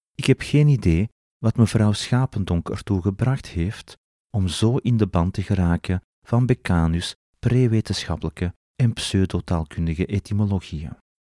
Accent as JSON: {"language": "Dutch", "country": "Belgium", "said": "als Belg"}